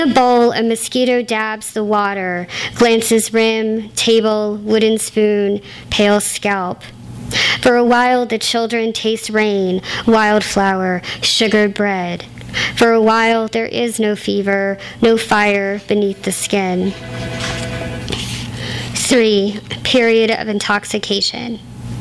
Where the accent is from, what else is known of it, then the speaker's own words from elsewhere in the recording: Gulf Coast, United States; I am a Gulf Coaster.